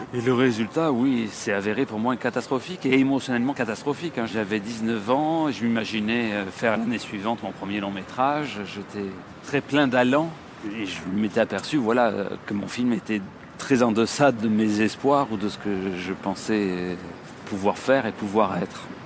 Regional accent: Marseille, Provence-Alpes-Côte d'Azur, France; moved away as an adult; also born or lived in Paris; je suis un provincial, un Marseillais qui est monté à Paris. Pour faire du, cinéma, je suis monté, je devais avoir 19-20 ans

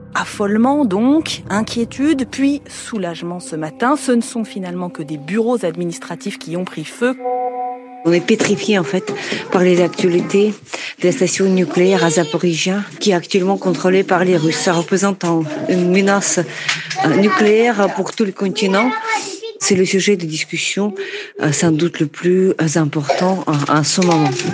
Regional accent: Kamianets-Podilskyi, Khmelnytskyi Oblast, Ukraine; French is a second language; now in Kyiv, Ukraine; Kamianets-Podilski, c'est ma ville natale

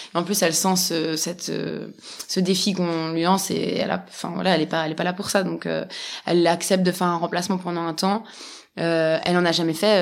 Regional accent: Switzerland; moi, j'ai grandi en Suisse

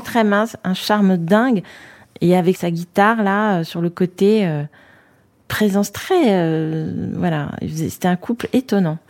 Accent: Paris, Île-de-France, France; now in Fontenay-sous-Bois, France; j'ai grandi, euh, dans le septième arrondissement, à école militaire. Avenue de Tourville, exactement

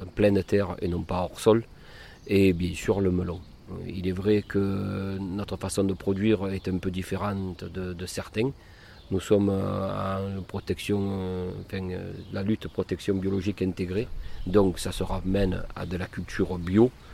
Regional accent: Cavaillon, Provence-Alpes-Côte d'Azur, France; je suis de Cavaillon. Euh, sur l'exploitation familiale, je suis né donc ici.

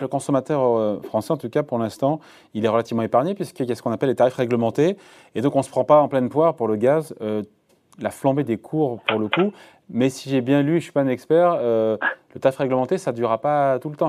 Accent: France; chez nous en France

